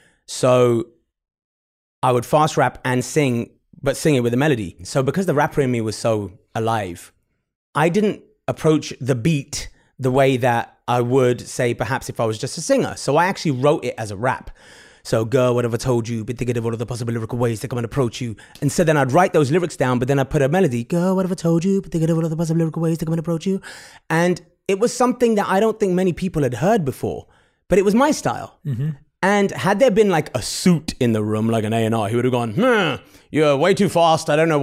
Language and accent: English; England, United Kingdom; I think a lot of the Asian kids in England growing up, if you're growing up in England, you're listening to, you know, probably R&B and hip hop, which is very common for us.